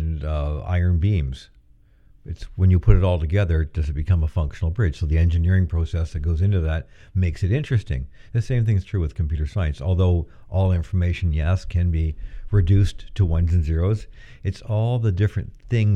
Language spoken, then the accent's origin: English; Fredericton, New Brunswick, Canada; moved away as an adult; also born or lived in Waterloo, Ontario; now in Peterborough, Canada; I come from Fredericton, New Brunswick, which is a university town.